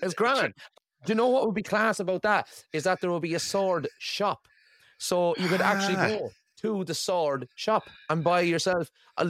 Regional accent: Ireland; obviously my wife is Scottish and I'm Irish, so our daughter is Skyrish.

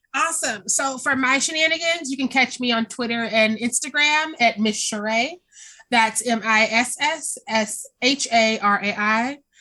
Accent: Kansas City, Missouri, United States; I'm from Kansas City.

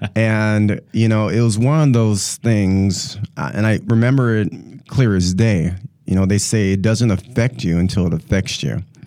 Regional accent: North Dakota, United States; moved away as an adult; now in Milwaukee, United States; I'm originally actually from North Dakota. Uh, born and raised in North Dakota and moved here in two thousand and ten, and here being, uh, the Milwaukee, Wisconsin area

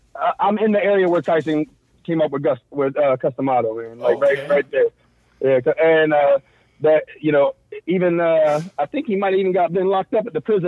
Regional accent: Terre Haute, Indiana, United States; also born or lived in Fort Bragg, North Carolina; Oh, no, actually, I take it back. I wasn't born in Terre Haute.

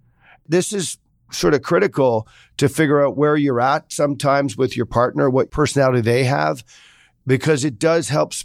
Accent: Sri Lanka; also born or lived in Singapore / Australia; Well, I grew up in Sri Lanka, Singapore, and Australia.

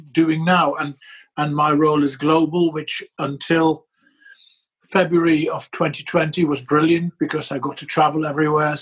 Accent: near Maastricht, Limburg, Netherlands; moved away as an adult; also born or lived in Norwich / Hull / Manchester / Salford; now in Sheffield, United Kingdom; I was born in the Netherlands, in the south of the Netherlands, in a town near Maastricht, and went to school there and went to uni there

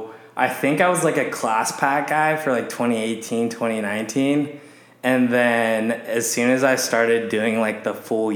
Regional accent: Walnut Creek, California, United States; moved away as an adult; now in Arizona, United States; I'm originally from Northern California. So born and raised in the East Bay area, Walnut Creek specifically, and went to high school out there. Actually K through 12 out there, and then went to the University of Arizona.

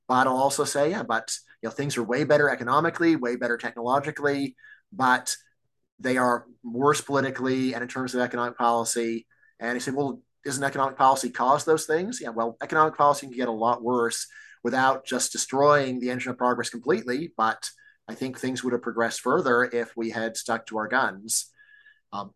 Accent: Virginia, United States; also born or lived in Texas; my home state of Virginia

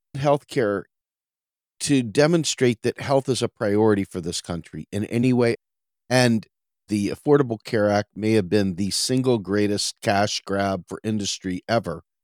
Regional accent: Washington, District of Columbia, United States; moved away as an adult; also born or lived in suburban Maryland; now in Pennsylvania, United States; I grew up in Washington, D C, and my entire youth and teenage years and even into my forties, I lived in the nation's capital

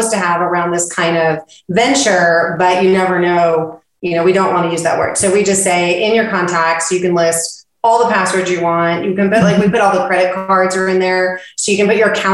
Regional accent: West Coast, United States; now in Texas, United States; I'm from the West Coast

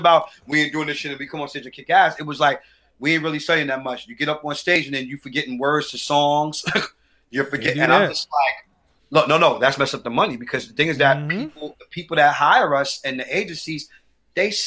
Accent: New York City, New York, United States; I'm from St. Mark's Avenue. I grew up in the streets

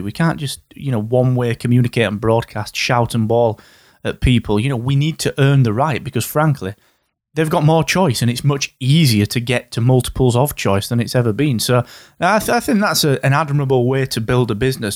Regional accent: Yorkshire and the Humber, United Kingdom; I am from Yorkshire

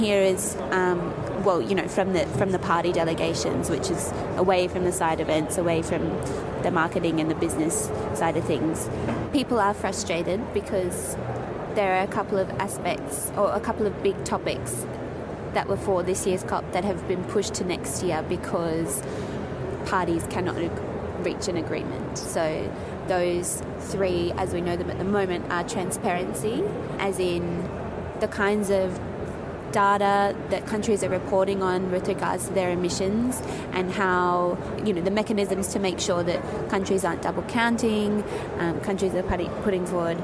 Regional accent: Australia; as an Australian

